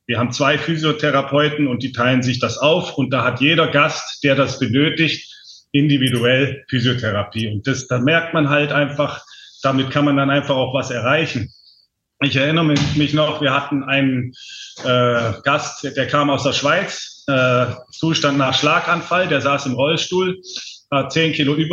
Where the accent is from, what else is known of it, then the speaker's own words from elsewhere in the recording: Germany; now in Thailand; und auch nicht so, nicht so streng und so verbissen, wie es manchmal bei uns in Deutschland so ist.